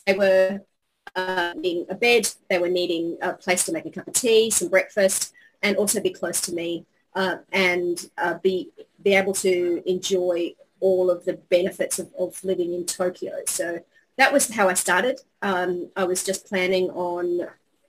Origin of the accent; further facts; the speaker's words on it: Australia; moved away as an adult; now in Japan; I've been in Japan for 20 years. I'm an Australian